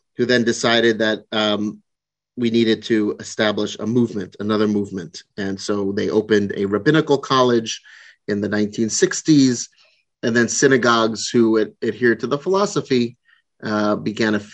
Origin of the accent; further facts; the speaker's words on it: New York area, United States; now in Pacific Northwest, United States; I was originally from the New York area and outside of New York City, and the congregation, and I grew up within the conservative movement.